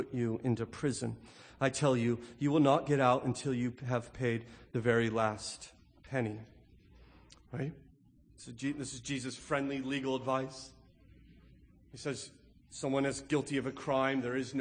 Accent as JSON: {"language": "English", "region": "California", "country": "United States", "tie": "born or raised there", "said": "growing up in California, we had the Santa Ana winds that come in from the northeast."}